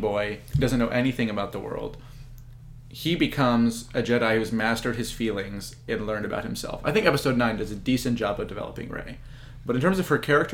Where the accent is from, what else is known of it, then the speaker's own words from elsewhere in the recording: Israel; moved away; I'm originally from Israel.